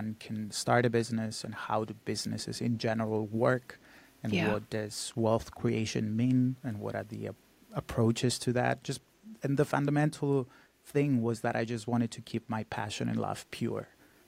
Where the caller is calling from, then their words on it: Cyprus; I come to you from Cyprus. It's a very small island in the Mediterranean.